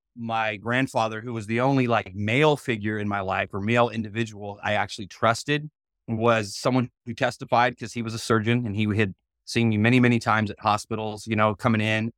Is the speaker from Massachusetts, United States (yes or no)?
no; Union, Mississippi, United States; it's Mississippi, that's where I was born, I was born in Union, Mississippi